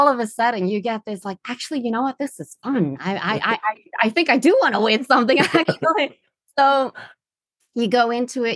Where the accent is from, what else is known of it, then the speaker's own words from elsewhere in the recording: Netherlands; English is a second language; now in London, United Kingdom; I'm originally from the Netherlands.